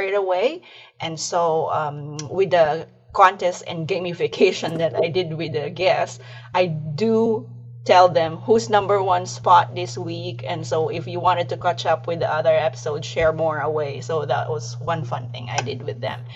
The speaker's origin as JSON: {"language": "English", "country": "Philippines", "moved": "yes", "said": "I'm originally from the Philippines"}